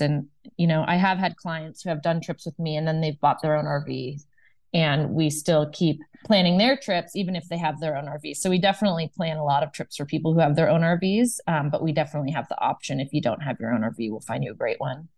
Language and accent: English; Bay Area, Northern California, United States; also born or lived in Ohio; I am a California native. I grew up in Northern California in the Bay Area.